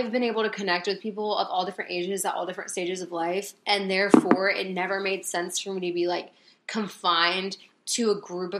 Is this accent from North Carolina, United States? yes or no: yes; Concord, North Carolina, United States; also born or lived in Raleigh, North Carolina; I was still in Concord, where we went to high school